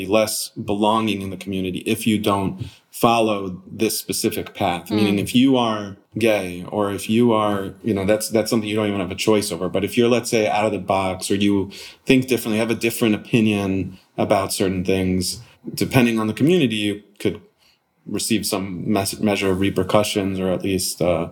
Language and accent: English; Connecticut, United States; moved away; also born or lived in Arizona / Long Beach; growing up in Connecticut